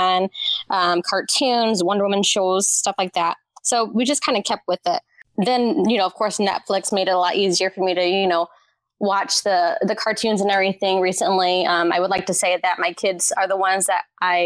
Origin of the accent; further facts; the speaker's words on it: Indiana, United States; I'm from Indiana originally